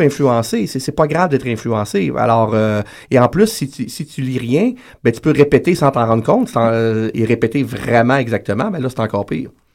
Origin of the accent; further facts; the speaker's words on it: Quebec, Canada; Je suis québécois